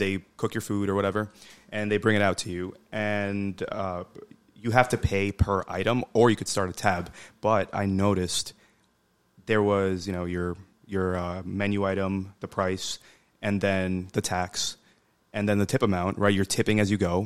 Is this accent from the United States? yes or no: no; Bangladesh; I'm from Bangladesh.